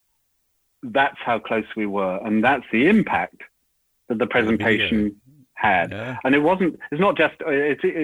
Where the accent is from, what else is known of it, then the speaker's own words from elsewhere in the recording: United Kingdom; moved away as an adult; now in Sydney, Australia; as a Brit, well, Brit and Australian citizenship, but, you know, grew up as a Brit